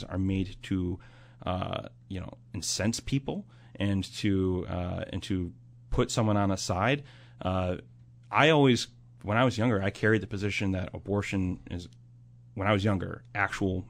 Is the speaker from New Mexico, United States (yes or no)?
no; Buffalo, New York, United States; I grew up pro-life. Everyone in my family identifies as pro-life. We're Irish Catholics from South Buffalo